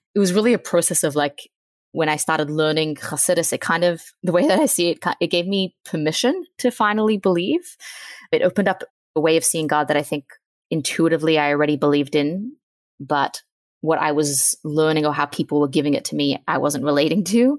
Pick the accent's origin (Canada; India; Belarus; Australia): Australia; now in Virginia, United States; I'm from Australia. I'm twenty-eight. I'm now living in Virginia.